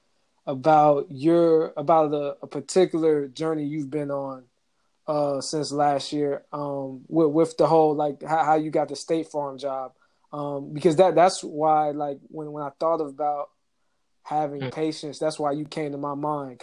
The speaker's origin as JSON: {"language": "English", "region": "Georgia", "country": "United States", "tie": "born or raised there", "said": "growing up in Georgia"}